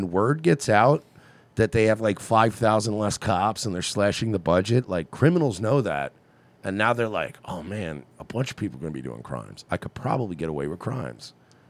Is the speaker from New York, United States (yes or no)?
yes; New York, United States; I grew up in New York